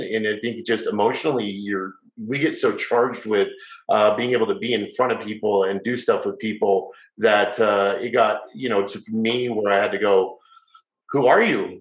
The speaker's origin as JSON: {"language": "English", "town": "Salt Lake City", "region": "Utah", "country": "United States", "tie": "born or raised there", "also_born_or_lived": "Las Vegas", "moved": "as an adult", "said": "I moved away when I was 18 from Salt Lake, where I grew up"}